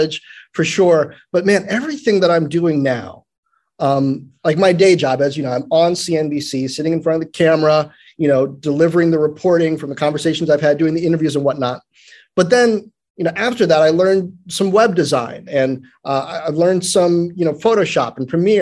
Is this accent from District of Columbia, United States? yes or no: yes; Washington, District of Columbia, United States; moved away as an adult; also born or lived in Brooklyn, New York / Greencastle, Indiana; I grew up in Northwest D.C. in the 80s and 90s.